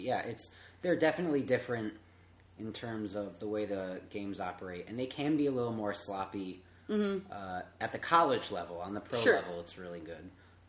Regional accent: Connecticut, United States; I grew up in Connecticut.

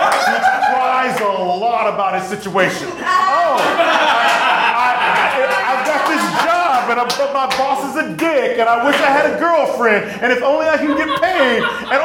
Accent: Texas, United States; now in Chicago, United States; I grew up in Texas.

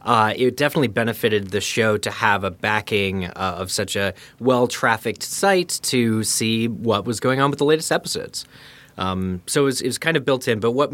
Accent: Pennsylvania, United States; that was my first time ever coming to Chicago, because I grew up in Eastern PA. Pennsylvania for international listeners.

